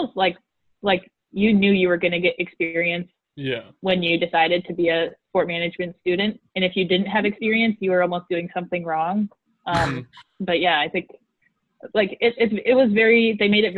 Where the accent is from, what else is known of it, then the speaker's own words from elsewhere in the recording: Midwest, United States; accent: Midwestern; my Midwestern accent